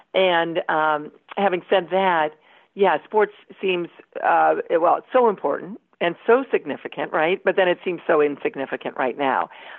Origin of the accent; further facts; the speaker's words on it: Toledo, Ohio, United States; moved away; We grew up in Toledo, Ohio